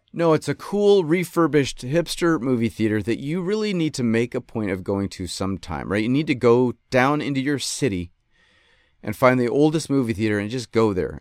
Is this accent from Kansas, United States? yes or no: no; Rochester, New York, United States; moved away; I grew up in Rochester